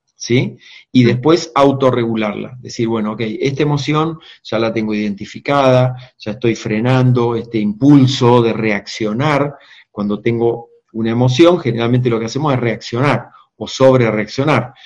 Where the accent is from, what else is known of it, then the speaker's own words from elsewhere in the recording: Argentina; mi país, Argentina